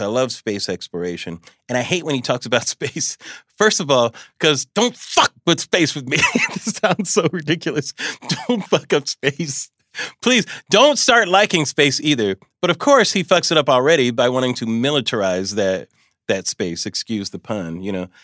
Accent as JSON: {"language": "English", "region": "California", "country": "United States", "said": "I'm from California"}